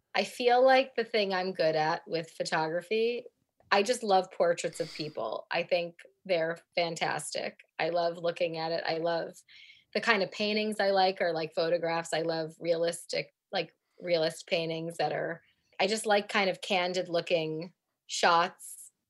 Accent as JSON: {"language": "English", "town": "New York City", "region": "New York", "country": "United States", "tie": "born or raised there", "moved": "as an adult", "lives_now": "Cambridge, United Kingdom", "said": "We're both from New York, and we happen to both live in Cambridge, England"}